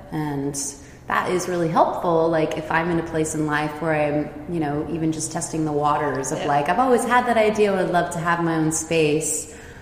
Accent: Silicon Valley, California, United States; moved away as an adult; also born or lived in San Francisco Bay Area / San Diego; now in Basel, Switzerland; I was originally born in like the San Francisco Bay Area. I basically grew up in Silicon Valley

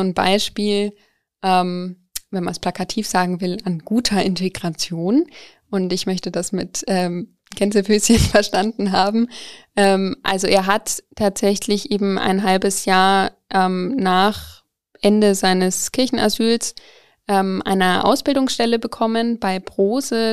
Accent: Coburg, Bavaria, Germany; ich komme eigentlich aus Coburg

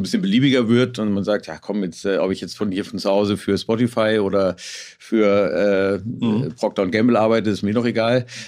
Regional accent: Hamburg, Germany; als Hamburger habe ich natürlich ein bisschen Lokalpatriotismus

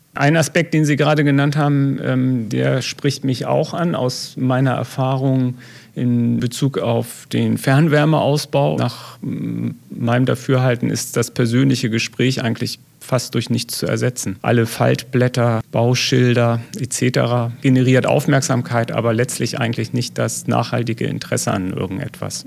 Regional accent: Elmshorn, Schleswig-Holstein, Germany; now in Detmold, Germany; Ich komme ja ursprünglich aus Schleswig-Holstein, also ähm, im Zorn bei Hamburg

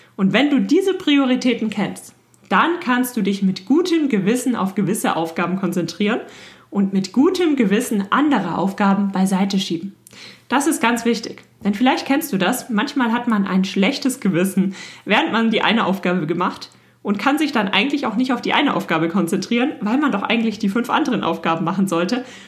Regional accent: Germany; bei uns in Deutschland

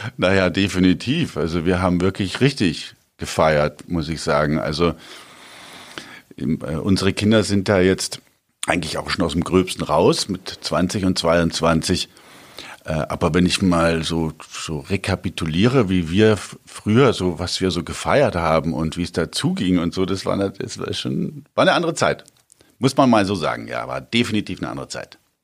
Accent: Augsburg, Bavaria, Germany; ich bin auf dem Hof groß geworden

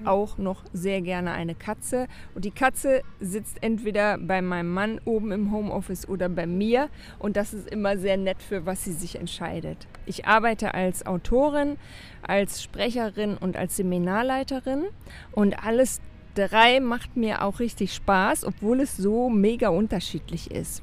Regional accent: Germany; als Deutscher sowieso

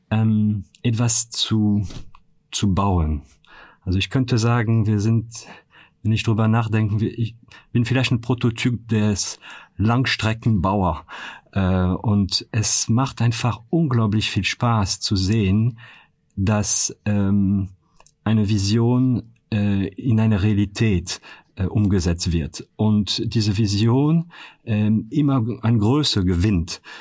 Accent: France; now in Cologne, Germany; man könnte sagen, ich bin Kölner Franzose, muss man sagen

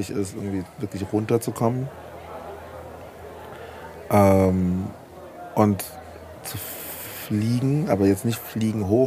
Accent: Frankfurt, Hesse, Germany; ich komme direkt aus

